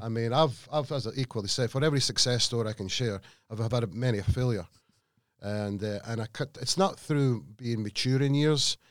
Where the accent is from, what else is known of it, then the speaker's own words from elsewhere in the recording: Scotland, United Kingdom; moved away; I'm a Scotsman